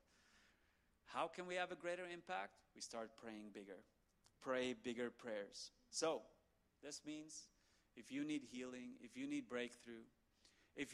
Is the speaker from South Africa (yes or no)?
yes; South Africa; I'm South African.